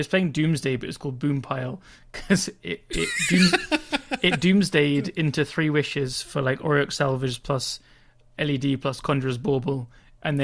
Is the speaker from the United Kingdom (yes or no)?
yes; England, United Kingdom; being English, we have massively self-depreciating kind of humor